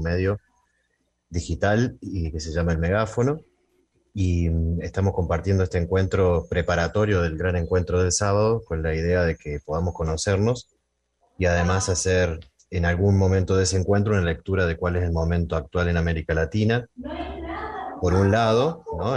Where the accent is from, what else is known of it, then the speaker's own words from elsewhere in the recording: Río Cuarto, Córdoba, Argentina; soy de Río Cuarto, provincia de Córdoba, Argentina